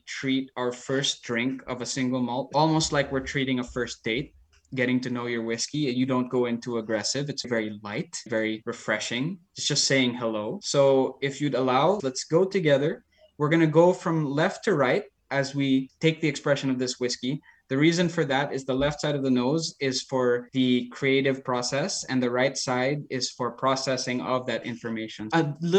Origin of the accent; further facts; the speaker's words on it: Philippines; I grew up in the Philippines